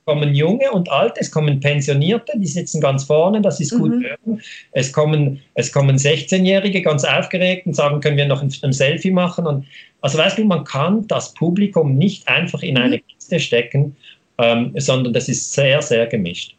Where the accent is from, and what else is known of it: Switzerland